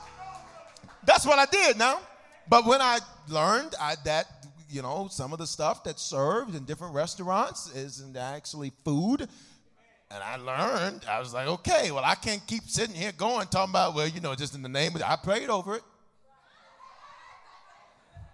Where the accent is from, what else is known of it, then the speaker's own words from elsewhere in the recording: the South, United States; I'm from the South, so we have a special blended tea called sweet tea.